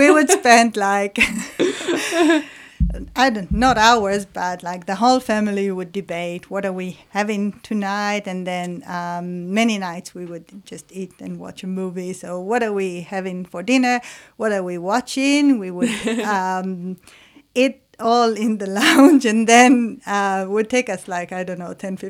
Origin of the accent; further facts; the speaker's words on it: Israel; moved away; so I'm from Israel, so in the Israeli culture or the Jewish culture